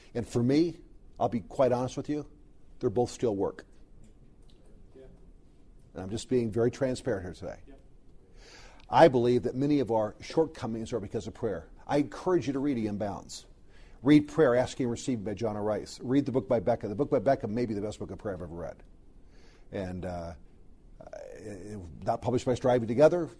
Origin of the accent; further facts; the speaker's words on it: Southern California, United States; I grew up in Southern California